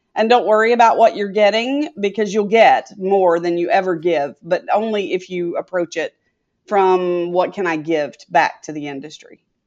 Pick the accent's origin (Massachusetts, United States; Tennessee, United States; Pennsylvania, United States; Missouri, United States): Tennessee, United States; Etowah; moved away as an adult; now in Tampa, United States; I'm from Etowah